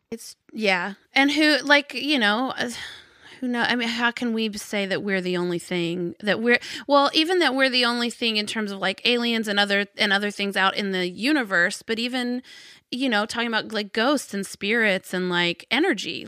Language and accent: English; Arkansas, United States; I grew up in Arkansas